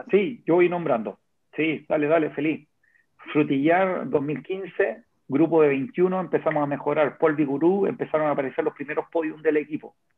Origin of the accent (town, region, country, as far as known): Chile